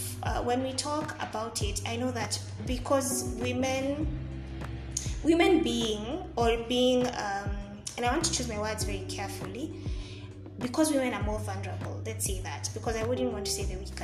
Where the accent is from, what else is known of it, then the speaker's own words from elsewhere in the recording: Kenya; also born or lived in Nairobi; being a Kenyan living in Kenya, Nairobi to be exact